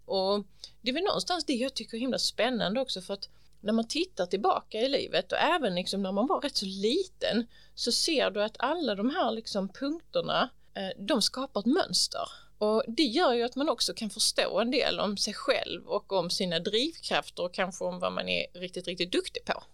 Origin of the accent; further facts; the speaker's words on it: Ugglohult, near Hjärnarp, Hallandsåsen, Skåne, Sweden; also born or lived in Helsingborg; kring Ugglohult där jag växte upp